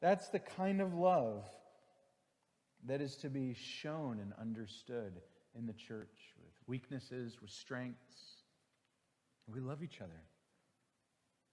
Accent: Green Bay, Wisconsin, United States; moved away; I grew up in Green Bay, Wisconsin, and Wisconsinites love a good fish boil

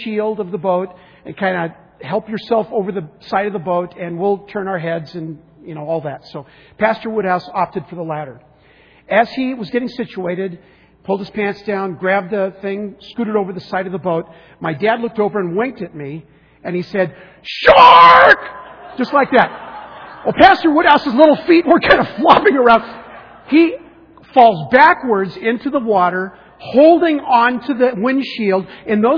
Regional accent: San Diego, California, United States; I grew up in San Diego.

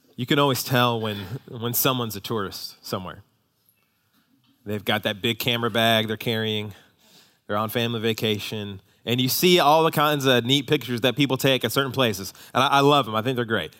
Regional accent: United States; we as American Christians

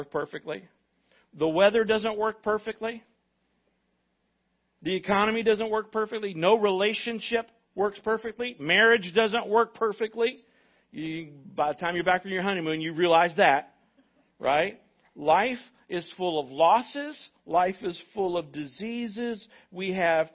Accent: United States; as an American

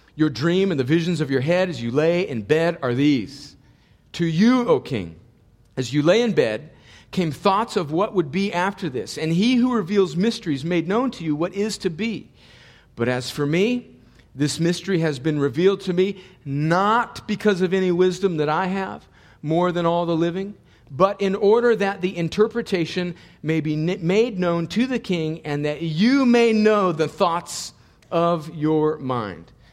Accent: United States; I'm so thankful that God in His providence caused me to be born here. And I was born in a place where a mile down the road there was a fence to a place we like to call Mexico.

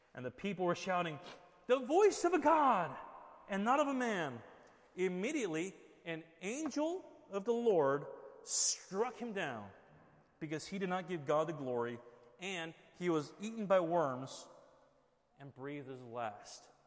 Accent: Southern California, United States; moved away; we're from Southern California

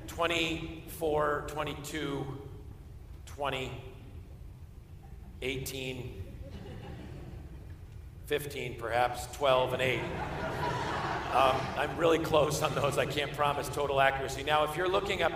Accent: Simsbury, Connecticut, United States; I grew up in Simsbury, Connecticut, not too far away from you

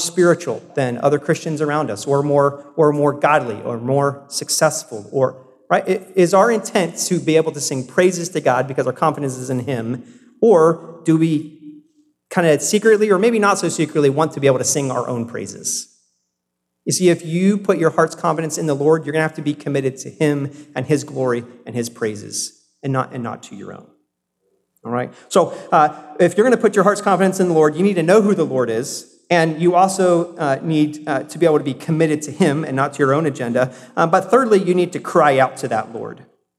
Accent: South Carolina, United States; born there; So I was born in South Carolina. I don't have much of the South still in me, but I can still do a good y'all, right?

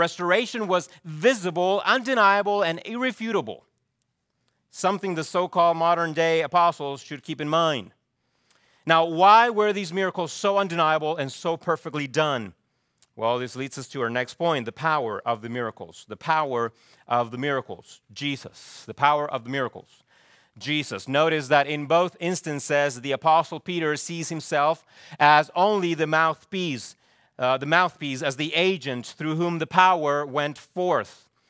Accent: Chile; I remember growing up in Chile, there used to be a ministry called Dorcas. I don't know if you ever had anything like that in the U.S.

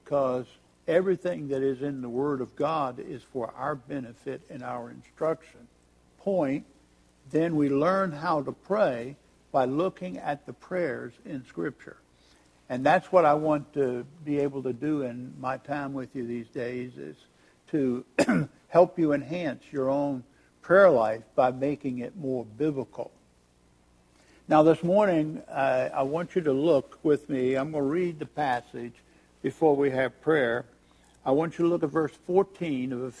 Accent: Richmond, Virginia, United States; took me to Emmanuel Baptist Church in Richmond, Virginia, my hometown

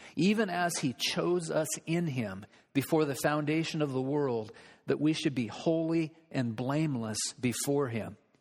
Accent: United States; we as American citizens

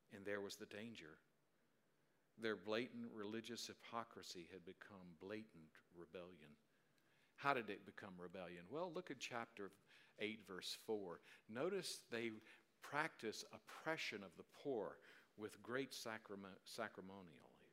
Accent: South Carolina, United States; the way I grew up in South Carolina

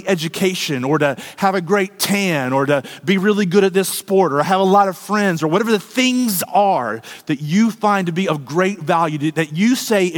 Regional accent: United States; us as American Christians

